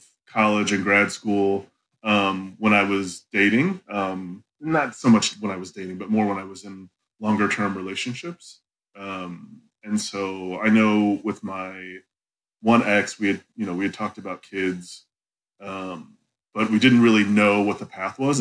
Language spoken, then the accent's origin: English; North Canton, Ohio, United States; moved away; I was born and raised in Ohio.